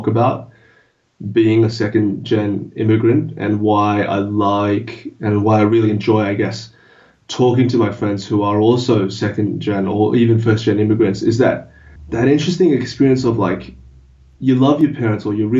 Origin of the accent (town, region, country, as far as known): Australia; first language English